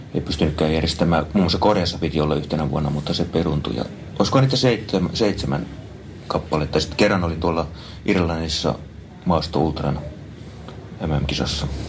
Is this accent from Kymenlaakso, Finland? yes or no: yes; Kouvola, Kymenlaakso, Finland; now in Espoo, Finland; Kouvolasta olen kotoisin